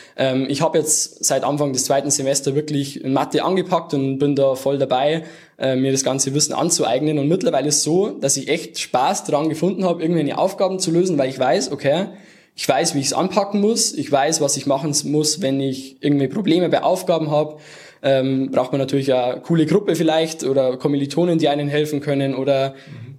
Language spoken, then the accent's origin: German; near Erding, Bavaria, Germany; now in Munich, Germany; komme aus der Nähe von Erding